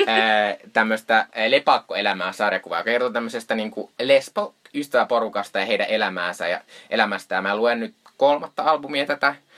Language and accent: Finnish; Joensuu, North Karelia, Finland; moved away; tuolla kotopuolessa Joensuussa